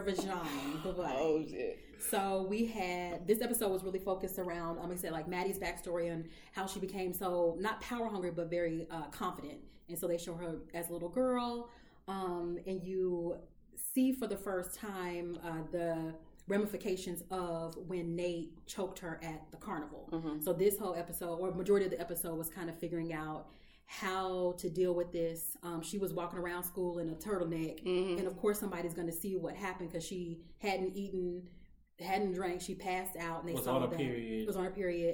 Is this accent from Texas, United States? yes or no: yes; Texas, United States; I'm from Texas